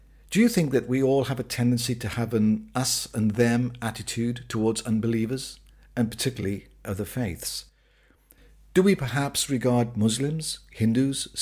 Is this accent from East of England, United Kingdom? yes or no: no; Wales, United Kingdom; When I was growing up in Wales, our family were members of the local Pentecostal church